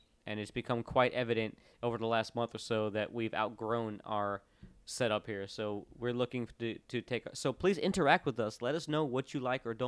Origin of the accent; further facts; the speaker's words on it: Orlando, Florida, United States; now in Nashville, United States; I grew up in Orlando, which is very spread out